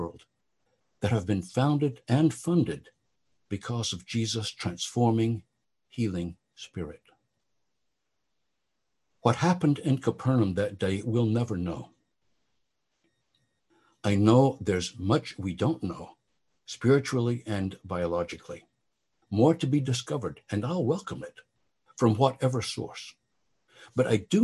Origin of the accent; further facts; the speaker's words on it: Oklahoma, United States; growing up in Oklahoma during the time of Oral Roberts